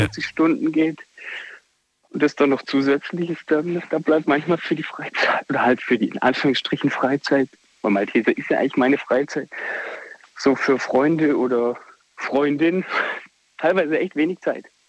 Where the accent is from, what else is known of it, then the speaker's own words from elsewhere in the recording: Black Forest, Baden-Württemberg, Germany; Aus Findingen im Schwarzwald